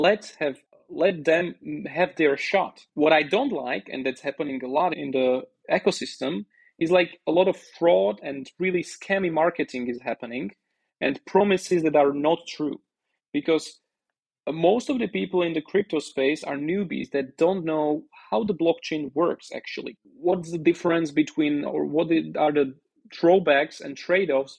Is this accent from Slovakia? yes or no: yes; Slovakia; first language Slovak; English is a second language; now in Roatan, Honduras; My native language is Slovak.